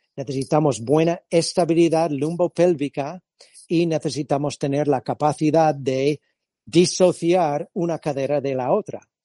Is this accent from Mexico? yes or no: no; California, United States; Spanish is a second language; moved away as an adult; also born or lived in Madrid, Spain; now in Spain; yo soy de origen californiano